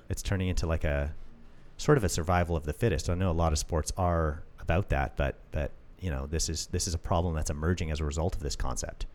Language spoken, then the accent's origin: English; Canada; I'm Canadian